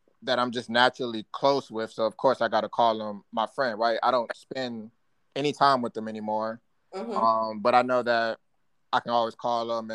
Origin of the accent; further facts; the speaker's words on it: Alexandria, Virginia, United States; also born or lived in Saginaw, Michigan; I was born in Alexandria, Virginia. Spent half my life there